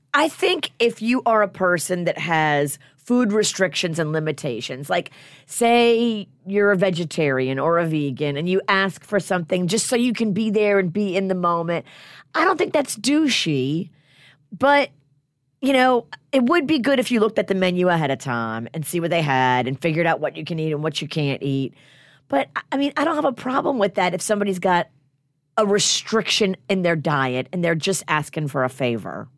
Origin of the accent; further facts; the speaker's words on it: New Orleans, Louisiana, United States; I grew up in New Orleans